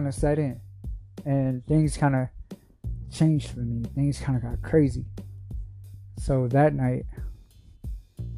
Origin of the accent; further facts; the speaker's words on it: Shaker Heights, Ohio, United States; also born or lived in Stockton, California / Cleveland, Ohio; I grew up in Shaker Heights, Ohio